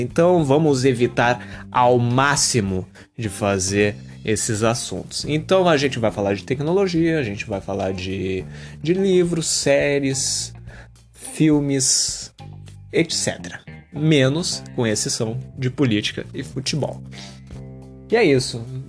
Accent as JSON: {"language": "Portuguese", "town": "Porto Alegre", "region": "Rio Grande do Sul", "country": "Brazil", "said": "tenho 20 anos, sou de Porto Alegre, Rio Grande do Sul."}